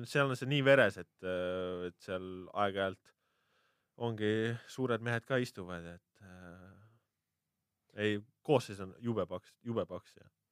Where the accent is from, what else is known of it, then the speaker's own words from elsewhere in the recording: Hiiumaa, Hiiu County, Estonia; now in Tallinn, Estonia; ma olen hiidlane ikkagi okay. alati ja olen ja jään.